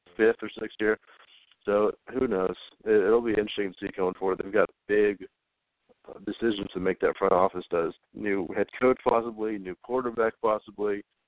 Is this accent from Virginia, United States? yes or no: yes; Virginia, United States; I'm from Virginia